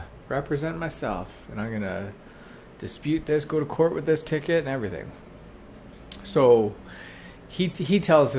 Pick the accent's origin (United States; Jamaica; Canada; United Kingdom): Canada; I'm Canadian, okay? And I love Canada. I lived away from Canada for 3 years, and I came back